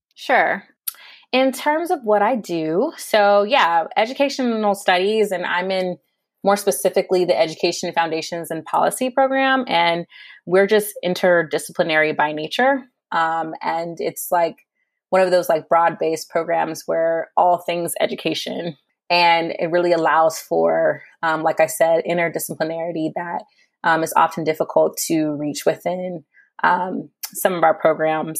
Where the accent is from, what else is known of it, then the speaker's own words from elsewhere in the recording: San Diego, California, United States; moved away as an adult; also born or lived in Berkeley / New York; in solidarity with U C San Diego, um, which is my hometown